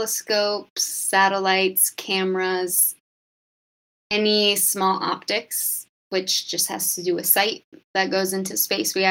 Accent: Cedar Rapids, Iowa, United States; also born or lived in San Diego; I'm from Cedar Rapids, Iowa, and I went to college at Iowa State

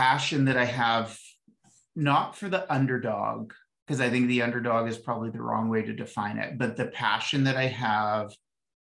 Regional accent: Ottawa, Ontario, Canada; I grew up in Ottawa, and we'd go to the Rough Rider games with dad

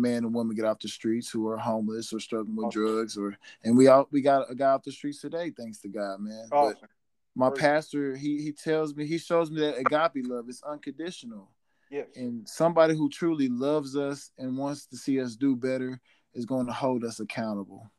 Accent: Oklahoma, United States; moved away; go back to my home state

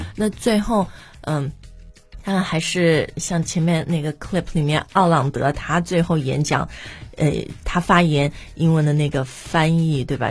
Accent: China; moved away as an adult; also born or lived in Sydney, Australia; 我是中国人

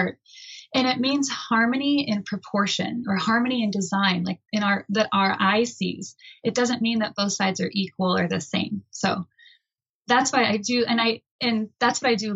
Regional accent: Michigan, United States; I grew up in Michigan, a very small town

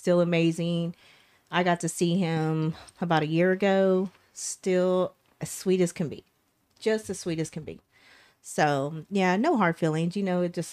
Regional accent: Texas, United States; I'm from Texas

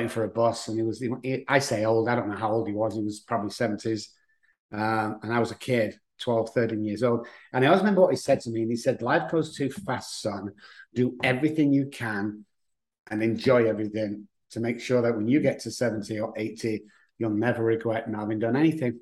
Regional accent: Manchester, North West England, United Kingdom; now in San Antonio, United States; I live in San Antonio, Texas, but as you can tell by the voice, I'm from England, Manchester

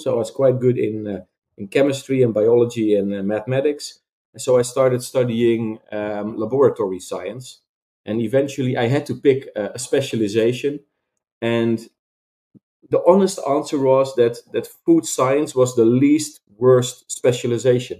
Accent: Veenendaal, Utrecht, Netherlands; I came from a bit more conservative Christian town near Wageningen, where we are now founded, which is called Veenendaal

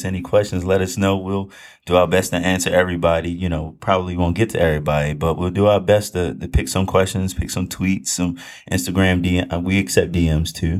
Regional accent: Baltimore, Maryland, United States; I'm from Baltimore. I ain't aiming much to it, you know. We born and raised in Baltimore all my life

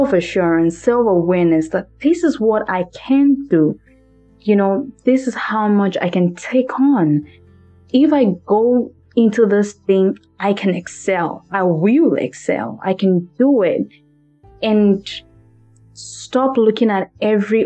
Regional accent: Nigeria; English is a second language; now in Los Angeles, United States; I'm from Maryland, by the way, of Nigeria.

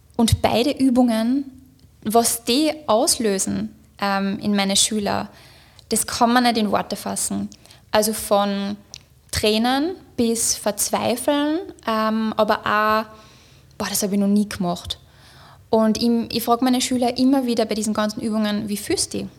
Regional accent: Upper Austria, Austria; moved away as an adult; also born or lived in Linz; now in Vienna, Austria; ich bin ja aus Oberösterreich und ich bin dann nach Wien gezogen wegen meiner Arbeit

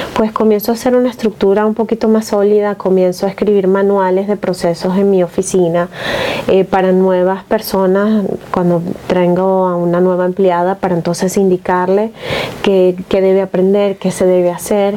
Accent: Venezuela; moved away as an adult; also born or lived in Seattle; En Venezuela, bueno, yo venía recién graduada

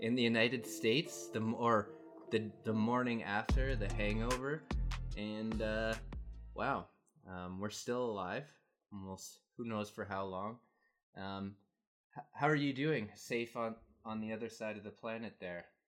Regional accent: Canada; also born or lived in Asia; I'm from Canada and living in Canada

